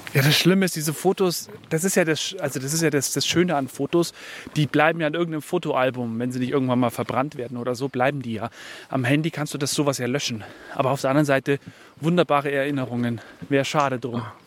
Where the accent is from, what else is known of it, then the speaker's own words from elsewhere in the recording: Bayerisch Gmain, Bavaria, Germany; moved away; Ich bin ja in Bayerisch Main groß geworden. Bayerisch Main ist so ein kleines Dorf nebendran